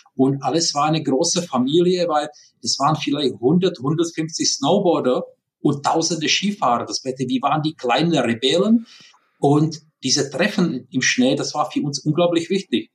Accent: Prague, Czechia; German is a second language; now in Germany; Wie man hört, ich bin kein Deutscher, sondern ich bin in Prag geboren. Deswegen Entschuldigung für diese ja, leichte, starke Akzent

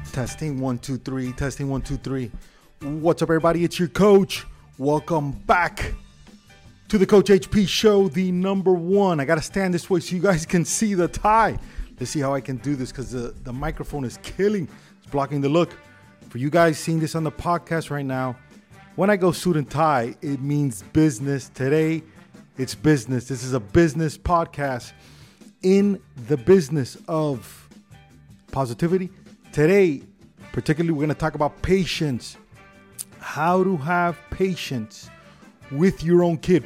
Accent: Miami, Florida, United States; I grew up in Tamiami Park

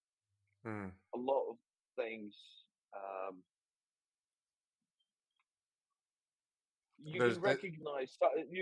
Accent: Norway; Norway, my home country.

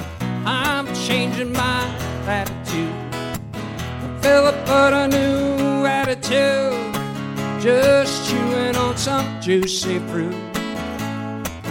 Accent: Treasure Coast, Florida, United States; also born or lived in Nashville; I grew up on the Treasure Coast, and we were living in Vero Beach.

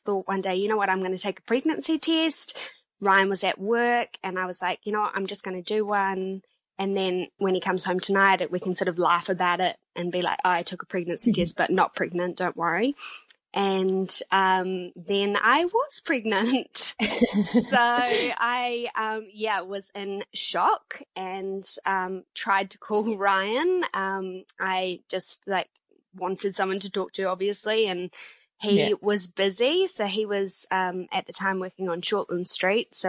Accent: Nelson, New Zealand; now in Auckland, New Zealand; We live in Auckland, but we are both from the South Island. I'm from Nelson

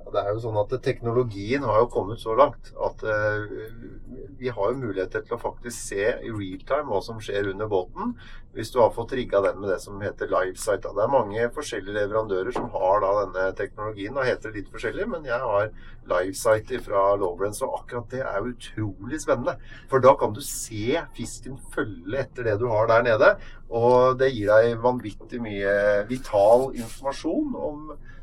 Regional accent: Hamar, Innlandet, Norway; also born or lived in Oslo; Jeg er jo fra Hamar

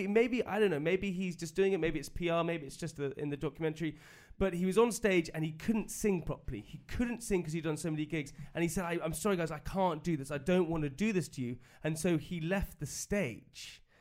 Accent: United Kingdom; being British

